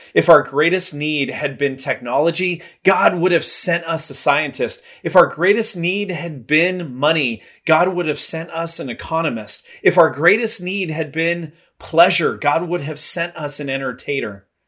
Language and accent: English; Los Angeles, California, United States; moved away; also born or lived in Santa Clara, California; Growing up in Southern California, I spent most of my time in Knott's Berry Farm, Universal Studios, and some tiny little hole in the wall place called Disneyland.